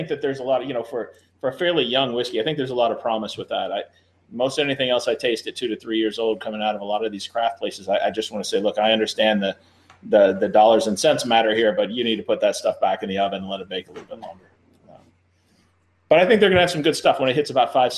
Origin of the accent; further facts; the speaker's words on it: Louisville, Kentucky, United States; I grew up here in Louisville, Kentucky.